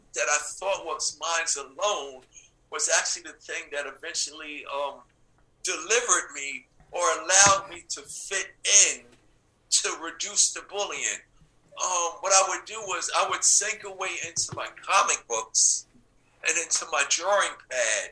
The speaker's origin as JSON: {"language": "English", "town": "New York City", "region": "New York", "country": "United States", "tie": "born or raised there", "said": "I grew up in Hollis, Queens, New York"}